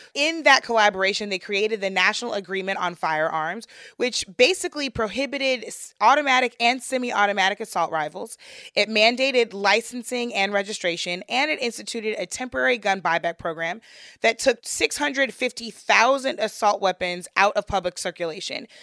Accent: St. Louis, Missouri, United States; my hometown in St. Louis

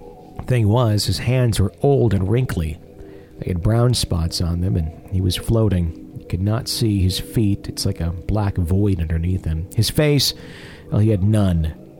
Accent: Johannesburg, Gauteng, South Africa; As a child, I was growing up in Johannesburg, South Africa, with my parents.

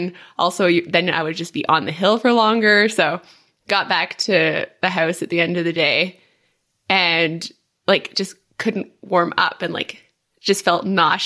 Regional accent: Quebec, Canada; moved away; I'm from Quebec

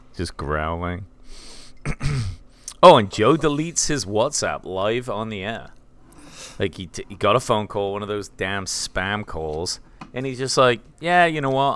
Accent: England, United Kingdom; now in Tennessee, United States; I am English

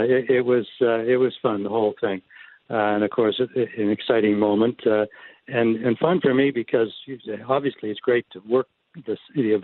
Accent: Winnipeg, Manitoba, Canada; my hometown, my birthplace town of Winnipeg.

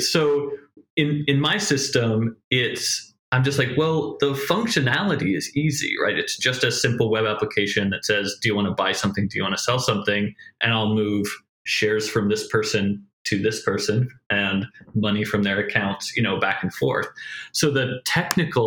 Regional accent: Coldfoot, Alaska, United States; also born or lived in Portland; now in Los Angeles, United States; growing up in Coldfoot, Alaska

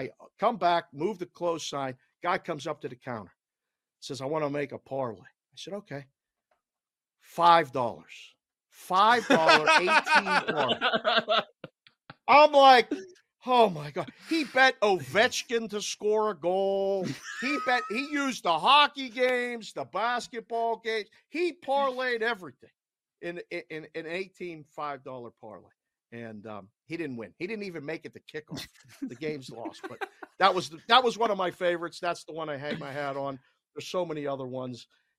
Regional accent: Pittsburgh, Pennsylvania, United States; moved away; So everybody knew that I was from Pittsburgh, and I maybe sound like it a little bit. Some people would say I have an accent.

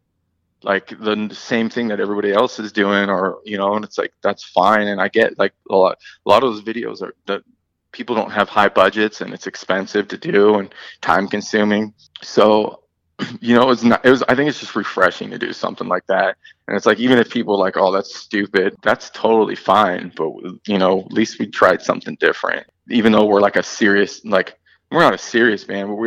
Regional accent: Berkeley, California, United States; moved away as an adult; also born or lived in Oakland, California; now in Florida, United States; that's where I'm from, the Bay Area up in California. So I'm, you know, Oakland, like I was born in Berkeley and I used to live in Oakland, but 5 years ago I moved to Florida.

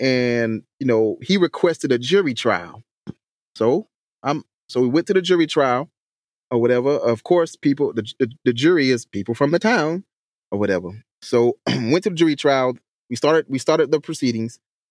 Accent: Hampton, South Carolina, United States; accent: country; Yes. That's my hometown. That's where I grew up at.

